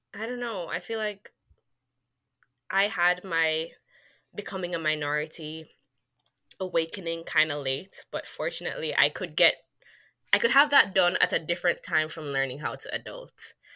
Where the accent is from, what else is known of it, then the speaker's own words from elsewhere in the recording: Jamaica; moved away as an adult; now in United States; I'm from Jamaica